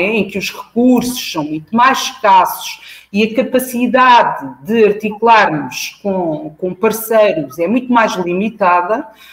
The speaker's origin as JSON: {"language": "Portuguese", "town": "Almada", "region": "Setúbal", "country": "Portugal", "tie": "born or raised there", "said": "esta escola representava a fronteira entre os alunos dos bairros sociais periféricos de onde eu vim e os alunos de Almada"}